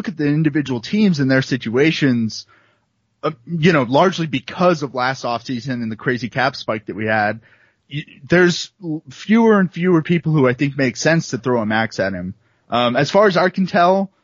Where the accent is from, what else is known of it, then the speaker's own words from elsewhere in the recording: Dallas, Texas, United States; I'm from Dallas